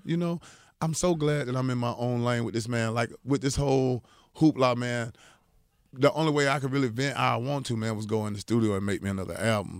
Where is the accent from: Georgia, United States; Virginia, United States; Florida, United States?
Georgia, United States; Atlanta; also born or lived in Augusta, Georgia; I'm from Atlanta